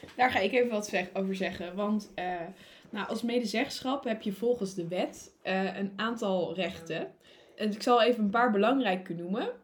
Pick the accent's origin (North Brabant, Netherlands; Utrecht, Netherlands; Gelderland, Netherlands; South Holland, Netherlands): Utrecht, Netherlands; also born or lived in Wageningen; ik kom uit Utrecht en uh, wij wonen gewoon in een rijtjeshuis in de stad.